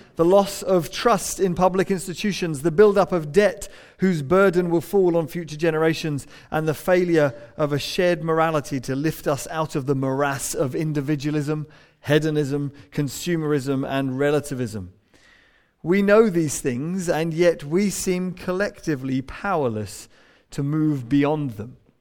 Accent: England, United Kingdom; we're English

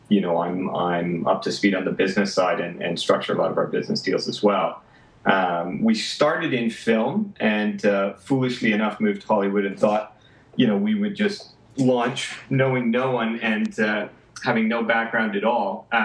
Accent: Vancouver, British Columbia, Canada; I, you know, I came from Vancouver, even though I was in Los Angeles at the time

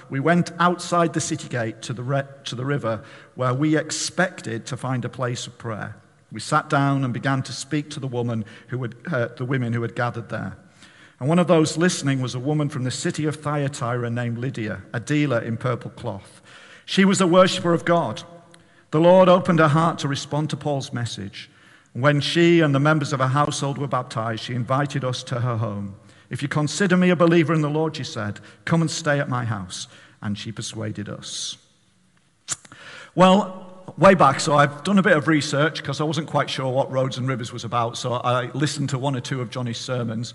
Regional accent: Barrow-in-Furness, North West England, United Kingdom; now in Hartlepool, United Kingdom; I grew up in Barrow, and I belong to this church

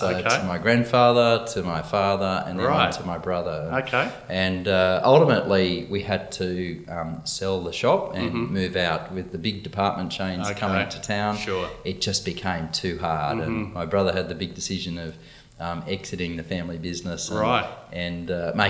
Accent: Inverell, New South Wales, Australia; I grew up in Inverell in northern New South Wales, where I was born, and my mum and dad were born there. So our family went back several generations.

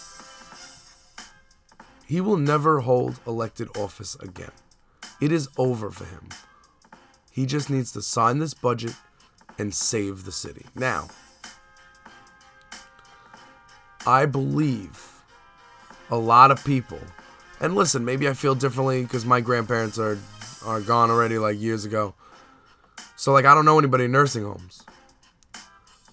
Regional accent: New York, United States; as a New Yorker

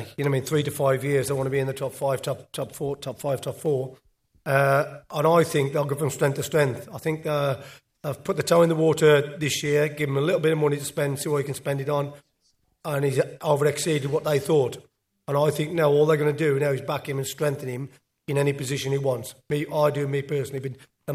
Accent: Tipton, West Midlands, United Kingdom; I'm from Tipton.

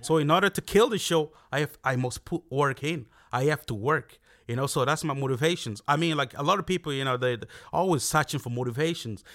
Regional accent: Castlebar, Connacht, Ireland; moved away as an adult; also born or lived in Nigeria; now in Dublin, Ireland; I grew up in Castlebar. Yeah, I was there, like, um, I only, uh, I moved down to Dublin in, um, two thousand fourteen, so I pretty much grew up in Castlebar

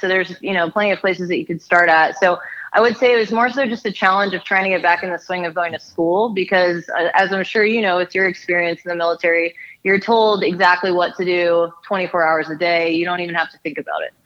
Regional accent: Silver Spring, Maryland, United States; I'm originally from Silver Spring, Maryland

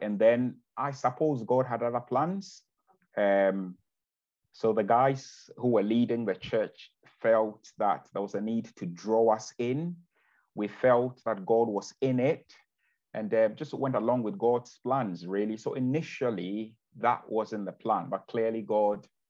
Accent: Ghana; now in Bexhill-on-Sea, United Kingdom; I'm originally from Ghana

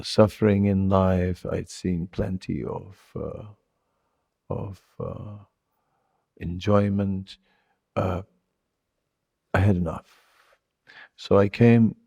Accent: Netherlands; moved away; I have that liberalness from Holland, but also the strong side from Holland

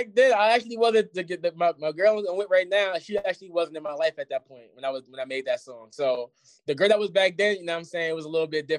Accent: Jersey City, New Jersey, United States; moved away; I'm from the hill. I'm from Clinton Carteret. You know what I'm saying? That's the block I'm from.

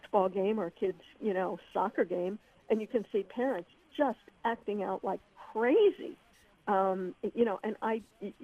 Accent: Missouri, United States; I grew up in the Midwest in Missouri

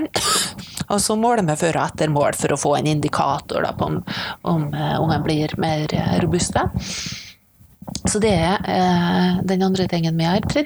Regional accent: Misund, Norway; Altså, det var noen i hjemkommunen min, da, eh, i Misund, eh, som tok kontakt og lurte på om de kunne hjelpe til.

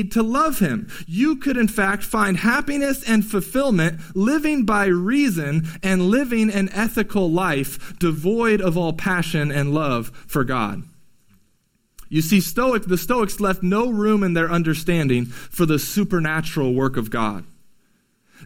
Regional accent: California, United States; growing up in California

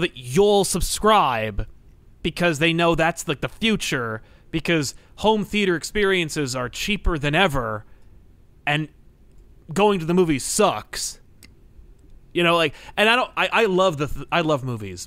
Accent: New Jersey, United States; I'm from New Jersey

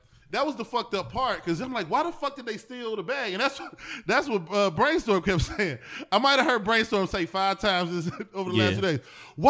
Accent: East Cleveland, Ohio, United States; We are from East Cleveland.

